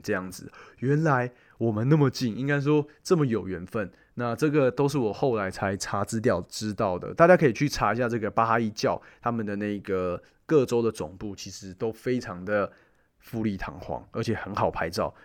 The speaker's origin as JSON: {"language": "Chinese", "country": "Taiwan", "said": "我们台湾人"}